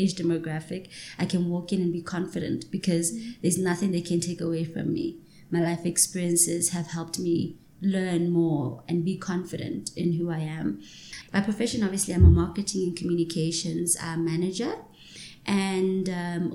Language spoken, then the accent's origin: English; Johannesburg, Gauteng, South Africa; also born or lived in Hillbrow, Johannesburg; grew up in Soweto. But the first 10 years of my life, I grew up in Hillbrow